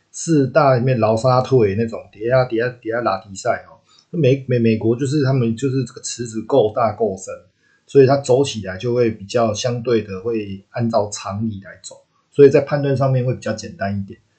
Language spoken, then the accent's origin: Chinese; Taiwan; accent: Taiwanese-flavoured (蛮台的); 我，我讲台语的时间还蛮多的